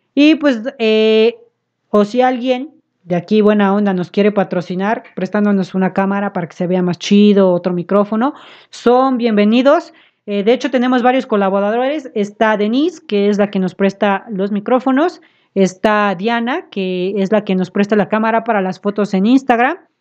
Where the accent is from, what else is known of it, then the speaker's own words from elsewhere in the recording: Puebla, Mexico; nosotros somos de aquí de Puebla